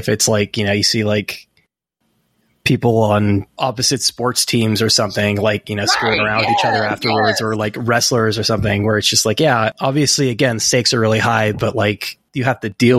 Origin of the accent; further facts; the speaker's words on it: California, United States; I'm from California. I went to school out in Santa Cruz